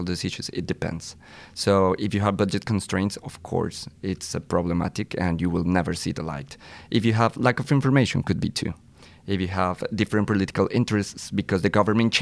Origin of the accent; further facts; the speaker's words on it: Colombia; moved away as an adult; now in Oxford, United Kingdom; I am from Colombia